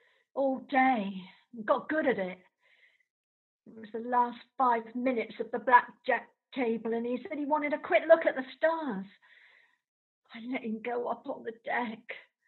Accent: South West England, United Kingdom; Well, I was never allowed Palmer Violets, which was weird because we came from Devon and tourists flocked there just to buy them.

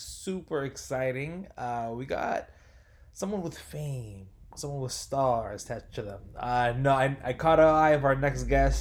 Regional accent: San Francisco, California, United States; I'm from the San Francisco Bay Area. I grew up in the Sunset.

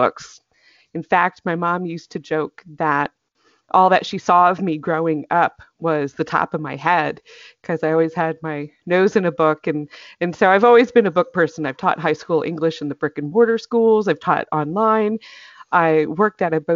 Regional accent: North Carolina, United States; now in Atlanta area, Georgia, United States; I grew up in North Carolina

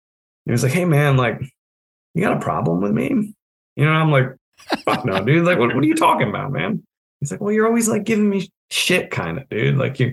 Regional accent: New England, United States; you know, I am born and bred in New England. Anyone who knows me or has had the pleasure of working with me can probably attest to the fact that, you know, I make a pretty good New Englander.

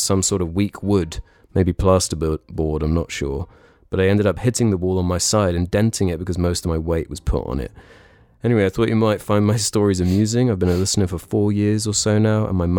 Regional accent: United Kingdom; I feel like I'm a British traitor.

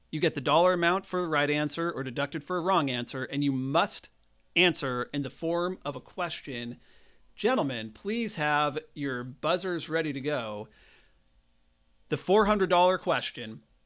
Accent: Great Falls, Montana, United States; my hometown of Great Falls

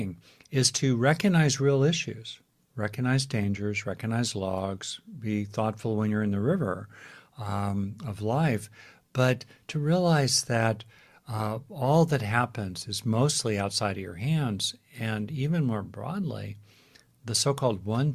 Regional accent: Los Angeles, California, United States; I grew up in Los Angeles

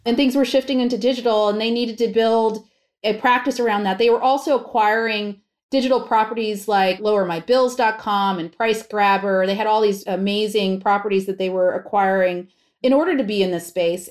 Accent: Pennsylvania, United States; also born or lived in New York; even though I was born in New York, my formative years and my school years were in Pennsylvania

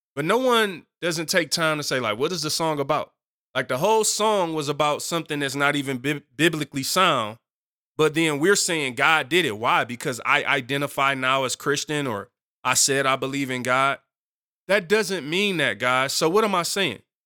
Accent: Detroit, Michigan, United States; moved away; I'm from Seven Mile in Detroit originally.

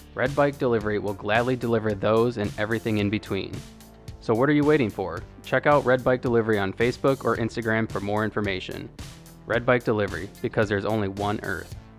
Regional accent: Florida, United States; I'm from Florida

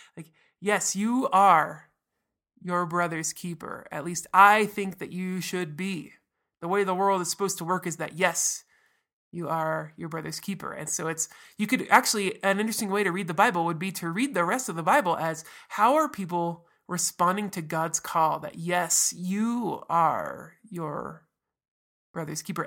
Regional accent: United States; as an American

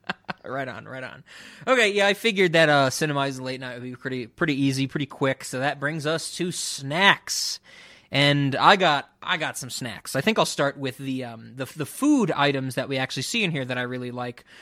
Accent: New York City, New York, United States; someone who grew up in the Bronx

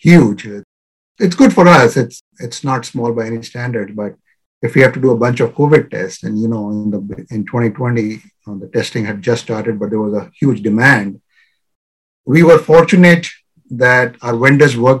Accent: India; now in Virginia, United States; I'm originally from India

